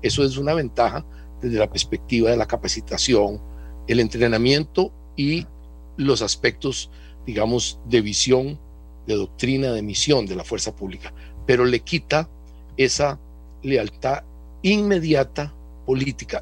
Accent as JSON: {"language": "Spanish", "country": "Costa Rica"}